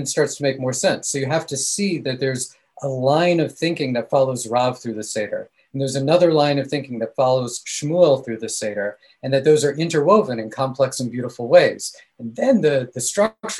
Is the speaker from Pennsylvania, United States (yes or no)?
no; Northern Virginia, United States; now in Jerusalem, Israel; I grew up in Northern Virginia near Washington, D.C.